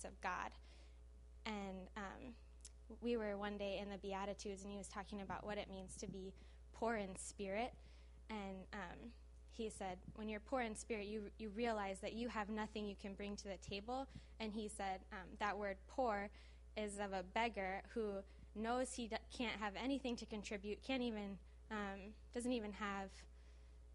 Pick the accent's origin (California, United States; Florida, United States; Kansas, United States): California, United States; Los Angeles; I did not grow up in Brazil. I grew up in the San Fernando Valley